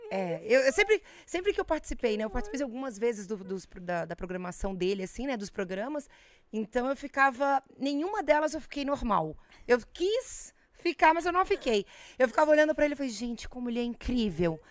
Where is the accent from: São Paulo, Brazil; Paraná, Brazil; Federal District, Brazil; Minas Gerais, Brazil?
Federal District, Brazil; Brasília; moved away; also born or lived in Volta Redonda, Rio de Janeiro; É uma infância que eu passei em Brasília, porque eu sou de Brasília